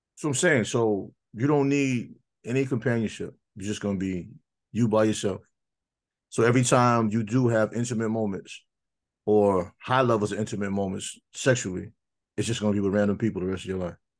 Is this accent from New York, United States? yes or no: yes; New York, United States; I grew up in New York